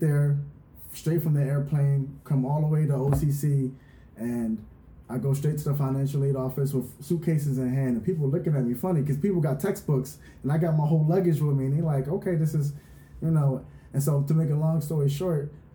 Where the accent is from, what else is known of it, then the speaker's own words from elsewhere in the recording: Philadelphia, Pennsylvania, United States; moved away as an adult; now in Orange County, United States; I'm from the East Coast, so I'm from Philadelphia